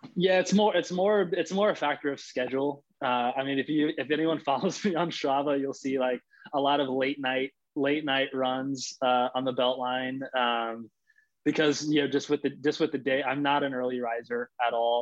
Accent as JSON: {"language": "English", "town": "Los Angeles", "region": "California", "country": "United States", "tie": "born or raised there", "also_born_or_lived": "Florida", "said": "I'm actually from LA. So I'm born and raised in Los Angeles"}